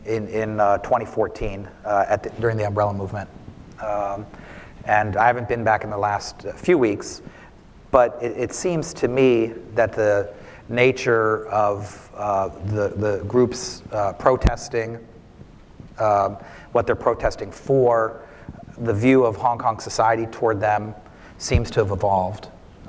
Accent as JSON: {"language": "English", "town": "Washington", "region": "District of Columbia", "country": "United States", "tie": "born or raised there", "said": "I'm Washington's my hometown."}